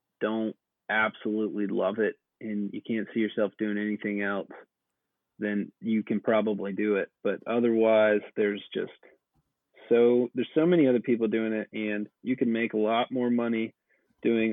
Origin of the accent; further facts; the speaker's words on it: Atlanta, Georgia, United States; moved away as an adult; now in Nashville, United States; I'm originally from Atlanta, and I've been here since around 2011.